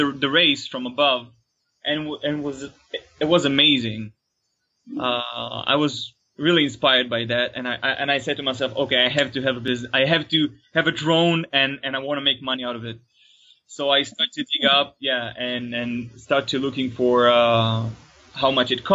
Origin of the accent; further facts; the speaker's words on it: Tel Aviv, Tel Aviv District, Israel; I'm from Israel, Tel Aviv